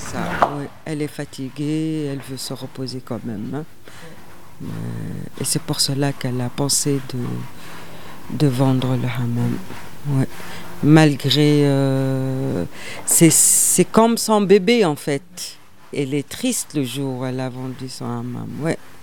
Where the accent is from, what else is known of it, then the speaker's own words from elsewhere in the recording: Tunisia; moved away; je suis tunisienne et j'ai dit, je suis pas étrangère, je suis tunisienne